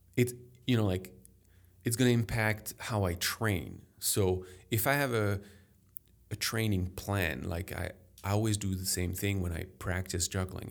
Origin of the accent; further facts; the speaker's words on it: Paris, Île-de-France, France; English is a second language; now in Chicago, United States; I grew up in Paris